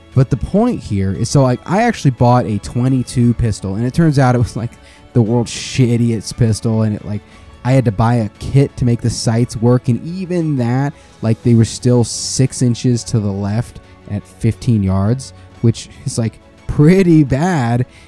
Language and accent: English; United States; I'm American.